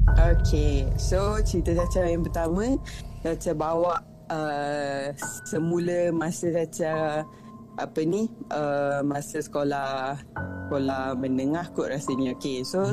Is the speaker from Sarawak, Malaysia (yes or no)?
no; Sabah, Malaysia; also born or lived in Kedah / Semporna, Sabah; saya asal dari Kedah kan. Tapi yeah. kita orang mem- uh, ayah dengan mak um, pindah ke Sabah. So saya dah membesar dekat Sabah for 20 plus years.